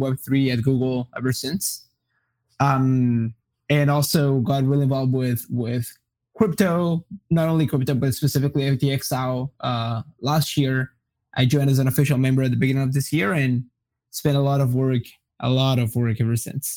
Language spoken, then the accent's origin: English; Brazil; English is a second language; also born or lived in Colombia / Iowa, United States; now in Austin, United States; I am originally from Colombia. When I was relatively young, like when I was 8 or 9, I moved to Brazil. I grew up in Brazil, so I grew up like speaking Portuguese and Spanish.